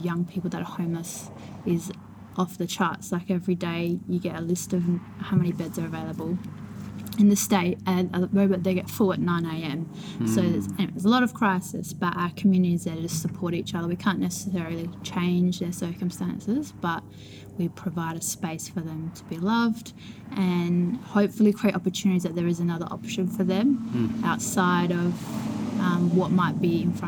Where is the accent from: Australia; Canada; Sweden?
Australia; Elizabeth, South Australia; I was born in Elizabeth